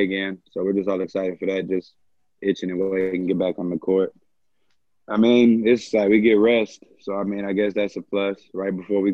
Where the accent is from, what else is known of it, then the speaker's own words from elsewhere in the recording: Irving, Texas, United States; I'm not from North Richland Hills either. I'm from Irvin